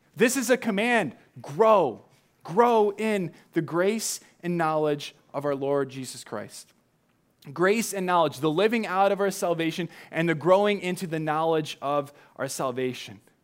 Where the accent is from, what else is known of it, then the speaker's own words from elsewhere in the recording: Southern California, United States; now in Chicago, United States; when you grow up in Southern California